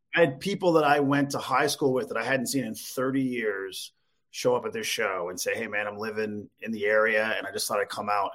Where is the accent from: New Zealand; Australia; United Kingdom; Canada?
Canada; Newfoundland and Labrador; moved away; also born or lived in Calgary, Alberta; I'm, I'm from Newfoundland originally